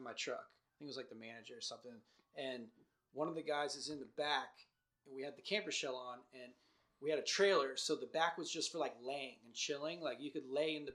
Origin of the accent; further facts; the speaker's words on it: North Carolina, United States; We're just like from North Carolina